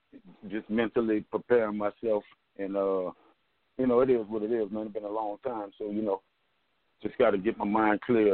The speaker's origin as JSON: {"language": "English", "town": "New Orleans", "region": "Louisiana", "country": "United States", "tie": "born or raised there", "said": "Well, in this present time, you know, I tell you the truth, man, a lot of we really, in New Orleans, per se, we really, they don't really have a lot of that going on"}